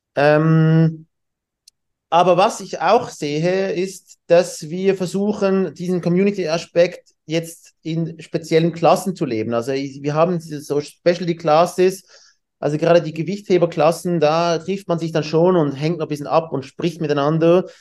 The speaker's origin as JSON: {"language": "German", "country": "Switzerland", "said": "wir haben diese Swiss Team Challenge bei uns in der Schweiz"}